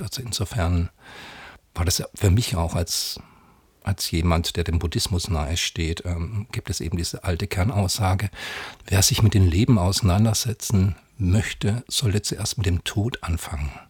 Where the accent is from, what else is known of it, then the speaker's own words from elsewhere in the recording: Southern Germany, Germany; bin Jahrgang 63 gebürtiger aus Süddeutschland